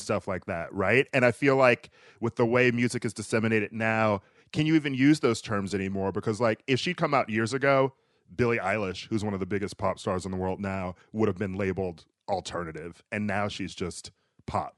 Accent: Milwaukee, Wisconsin, United States; I'm from Milwaukee, uh, and we had Summer Fest there

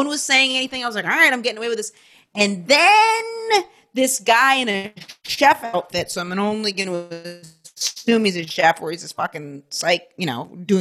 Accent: Maine, United States; I'm growing up in Maine

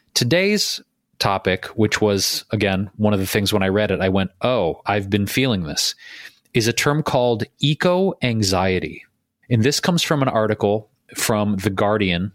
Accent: Detroit, Michigan, United States; now in Los Angeles, United States; my hometown of Detroit

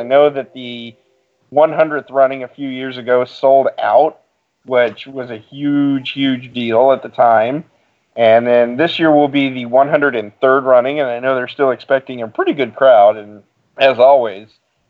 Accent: Kokomo, Indiana, United States; growing up in Kokomo

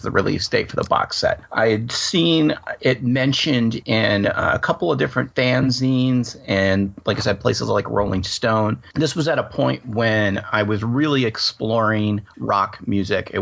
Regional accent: Ann Arbor, Michigan, United States; Where I live here in Ann Arbor

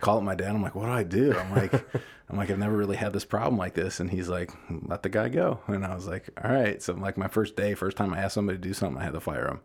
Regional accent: Deerfield, Illinois, United States; I grew up in Deerfield.

